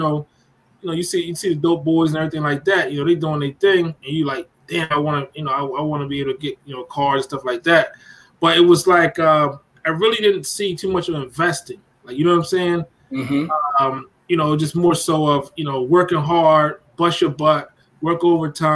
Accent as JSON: {"language": "English", "town": "Gouldtown", "region": "New Jersey", "country": "United States", "tie": "born or raised there", "also_born_or_lived": "Philadelphia", "said": "I'm actually from Jersey, from South Jersey, a place called Gould Town, right outside of Bristol"}